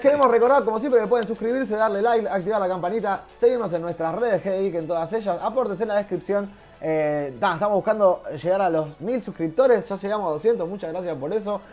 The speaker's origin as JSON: {"language": "Spanish", "country": "Argentina", "said": "somos jodones los argentinos"}